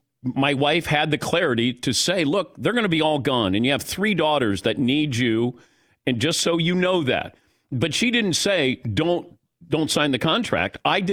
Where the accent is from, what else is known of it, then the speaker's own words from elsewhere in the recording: Cincinnati, Ohio, United States; But I did it before. I'm from Cincinnati.